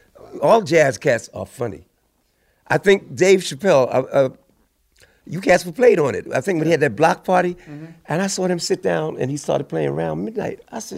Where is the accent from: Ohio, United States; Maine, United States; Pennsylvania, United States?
Pennsylvania, United States; Philadelphia; moved away as an adult; also born or lived in Pasadena; Born and raised in South Philly. I left when I was 18 to go to college in Pasadena.